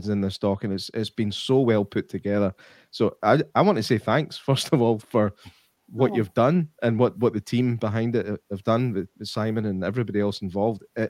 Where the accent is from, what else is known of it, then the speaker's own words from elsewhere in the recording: Scotland, United Kingdom; as a Scotsman